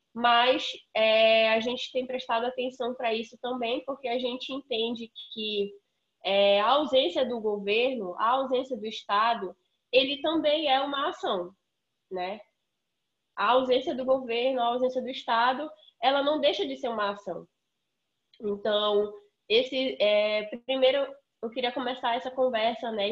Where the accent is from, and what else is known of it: Amazon, Brazil